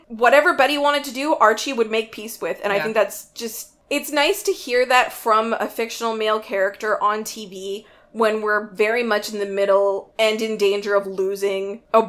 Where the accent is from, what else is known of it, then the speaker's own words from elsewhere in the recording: Canada; because I'm Canadian and Robin's Canadian and we all sound the same.